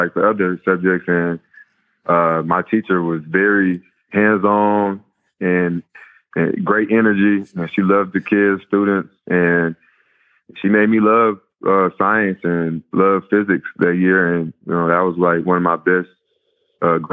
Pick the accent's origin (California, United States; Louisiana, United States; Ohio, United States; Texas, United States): Texas, United States; Mansfield; I grew up in Mansfield my whole life